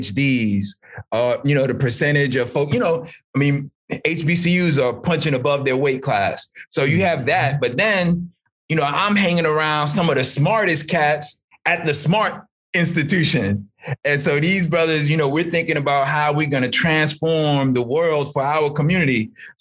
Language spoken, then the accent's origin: English; New York City, New York, United States; moved away as an adult; also born or lived in Atlanta; now in Maryland, United States; I went to school in public schools in New York City.